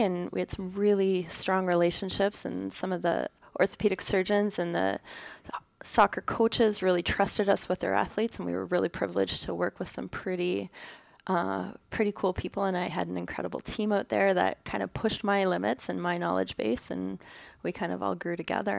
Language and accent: English; Ontario, Canada; also born or lived in Alberta; now in Kitchener-Waterloo, Canada; I'm from Ontario, so our mountains aren't huge out here